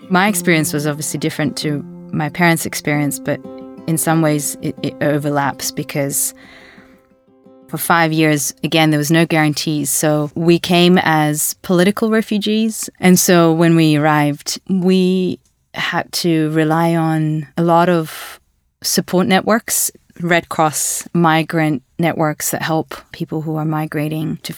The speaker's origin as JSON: {"language": "English", "country": "Latvia", "said": "For a very long time, if I said I'm from Latvia, I would immediately have to explain where it is in the world. So I would give that context because it's a very small Baltic country and no, not many people know it"}